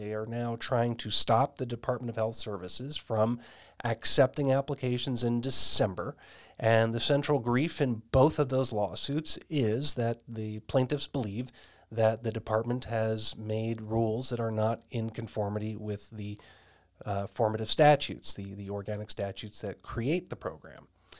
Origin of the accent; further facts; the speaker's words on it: Arizona, United States; you'll know here in my home state of Arizona